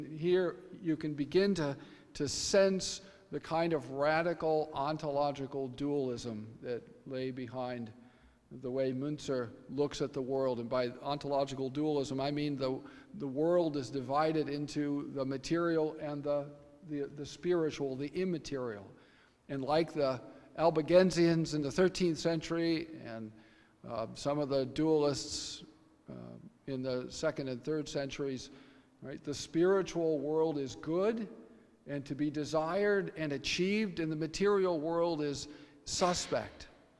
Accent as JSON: {"language": "English", "region": "Nebraska", "country": "United States", "also_born_or_lived": "Kansas", "said": "I'm from Nebraska. I suppose I should let that out right away. And I was born in Kansas and raised by folks from Kansas."}